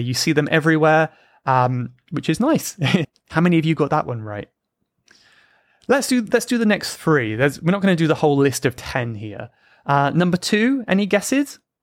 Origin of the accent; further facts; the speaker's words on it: United Kingdom; Even if I'm British?